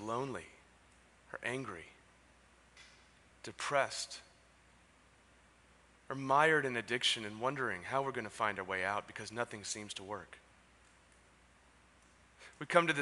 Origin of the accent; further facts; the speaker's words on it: San Diego, California, United States; moved away as an adult; also born or lived in San Francisco; now in San Diego, United States; I was born and raised in Ocean Beach